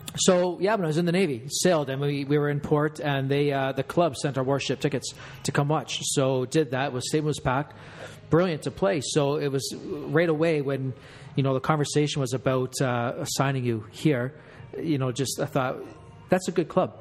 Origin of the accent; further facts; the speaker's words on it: Canada; we're Canadian